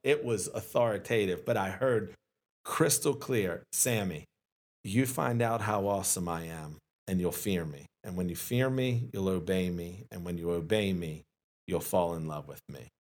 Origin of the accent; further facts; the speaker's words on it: Glen Burnie, Maryland, United States; I'm born and raised in Glen Burnie